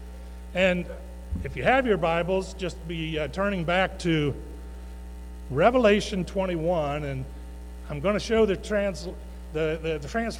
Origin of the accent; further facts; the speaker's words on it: Westerville, Ohio, United States; when I was 7 years old, we moved here, Dad, Mom